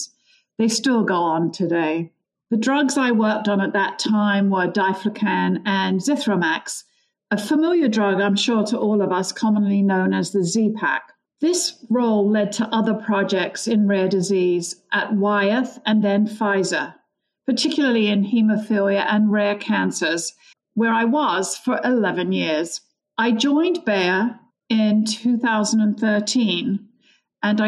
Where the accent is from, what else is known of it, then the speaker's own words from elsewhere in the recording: London, United Kingdom; moved away as an adult; now in United States; I grew up in London, England. My parents emigrated from Ireland